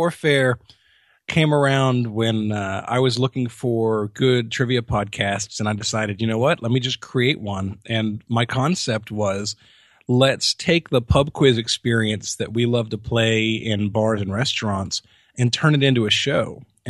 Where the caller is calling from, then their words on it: Jacksonville, Florida, United States; I'm in Jacksonville, Florida. That's where we base our show out of, yeah.